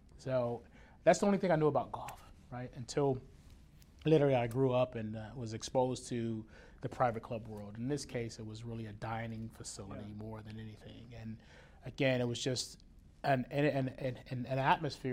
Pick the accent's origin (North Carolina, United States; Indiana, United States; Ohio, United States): Ohio, United States; Dayton; now in Plano, United States; from Dayton, Ohio.